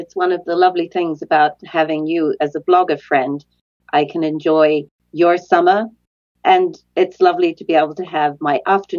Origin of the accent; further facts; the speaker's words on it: New Zealand; when I was growing up in New Zealand